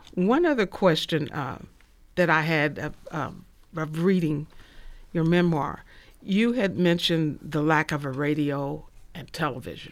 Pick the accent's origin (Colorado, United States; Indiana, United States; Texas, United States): Indiana, United States; Indianapolis; I grew up in Indianapolis